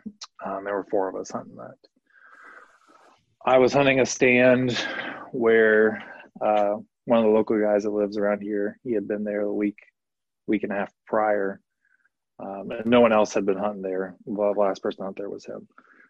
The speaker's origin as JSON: {"language": "English", "region": "Ohio", "country": "United States", "said": "I'm from Ohio"}